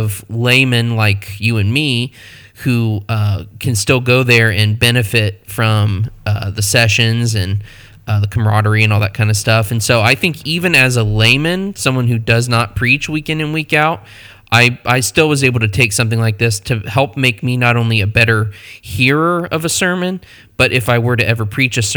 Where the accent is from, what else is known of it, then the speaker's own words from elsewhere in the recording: Midwestern American, United States; accent: vanilla Midwestern American; I just have the vanilla Midwestern American accent